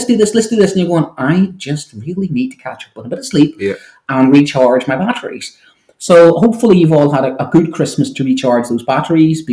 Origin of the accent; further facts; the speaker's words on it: Ireland; I'm an Irishman